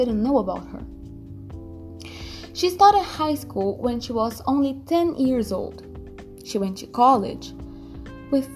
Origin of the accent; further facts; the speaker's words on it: Brazil; I'm from Brazil, I'm 16 years old